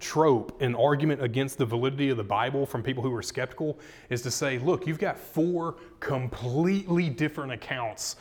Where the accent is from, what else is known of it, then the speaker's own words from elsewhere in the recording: Arkansas, United States; we're from Arkansas